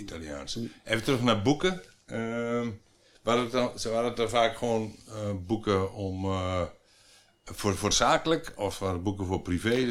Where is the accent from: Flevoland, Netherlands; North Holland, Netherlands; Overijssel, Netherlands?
Flevoland, Netherlands; ik kom uit de Flevopolder